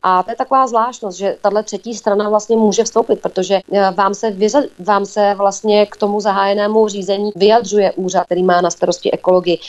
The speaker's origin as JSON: {"language": "Czech", "town": "Plzeň", "region": "Plzeň Region", "country": "Czechia", "said": "u nás v Plzni a nejenom v Plzni"}